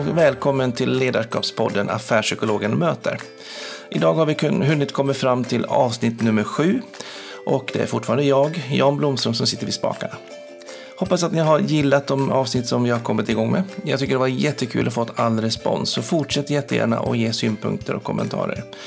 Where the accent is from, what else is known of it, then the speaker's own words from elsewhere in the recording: Dalarna County, Sweden; jag kommer från Dalarna, det går inte heller att dölja